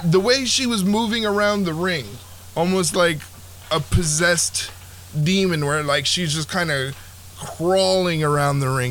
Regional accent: New Jersey, United States; I was raised in South Jersey. I currently reside in South Jersey

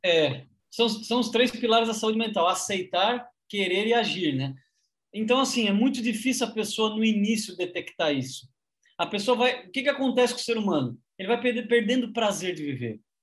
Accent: Criciúma, Santa Catarina, Brazil; now in Santos, Brazil; somos de Cristuma, Santa Catarina

